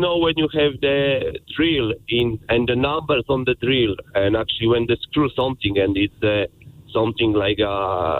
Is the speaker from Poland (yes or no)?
yes; Poland; accent: Polish; English is a second language; moved away as an adult; also born or lived in Wilton, Cork, Ireland; now in Cork, Ireland; origin from Poland, but normally I'm in Wilton, Cork.